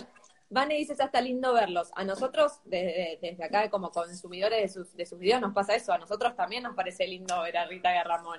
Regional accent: Argentina; somos tres argentinos.

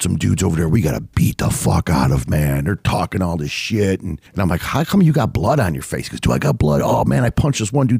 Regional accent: United States; I'm American, man. I'm in America. I speak English.

